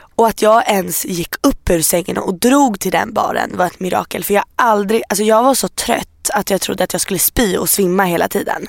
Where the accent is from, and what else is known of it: Iran